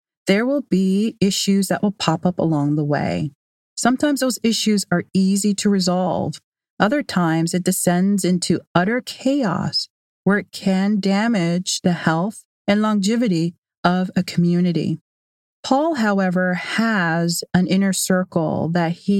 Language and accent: English; Canada; I am Canadian